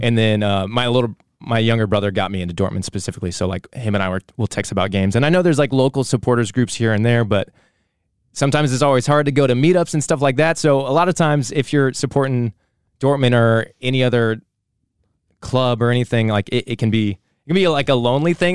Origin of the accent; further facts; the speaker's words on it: United States; we are American.